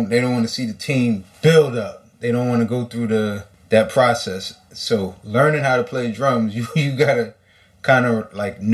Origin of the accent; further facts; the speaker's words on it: New York City, New York, United States; I'm from Brooklyn, New York